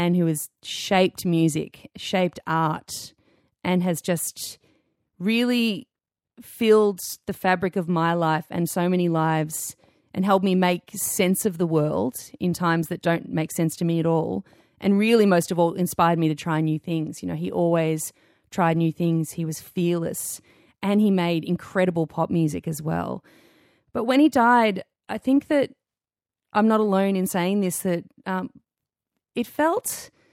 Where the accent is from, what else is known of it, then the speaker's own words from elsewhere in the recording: Melbourne, Victoria, Australia; growing up in Melbourne